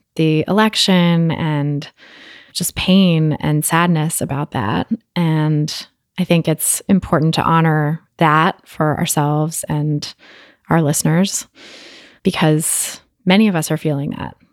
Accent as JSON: {"language": "English", "area": "Bay Area", "region": "California", "country": "United States", "tie": "born or raised there", "said": "my hometown of the Bay Area, California"}